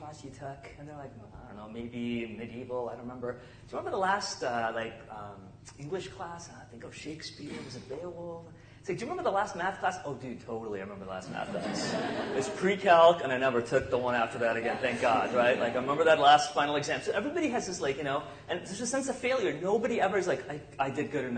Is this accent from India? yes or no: yes; South India, India; moved away; I grew up in South India